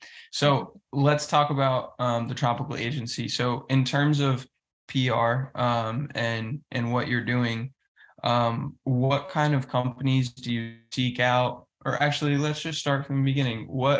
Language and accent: English; Northeast, United States; now in South Florida, United States; Like I grew up in the Northeast and, you know, I grew up in a diverse area and I was a minority in a lot of ways going to school and stuff.